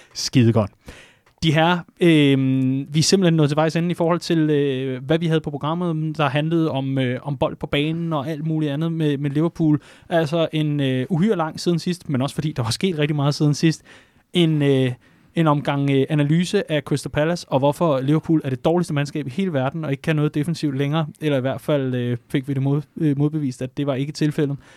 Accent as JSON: {"language": "Danish", "area": "Vestegnen", "region": "Capital Region of Denmark", "country": "Denmark", "said": "jeg er fra Vestegnen"}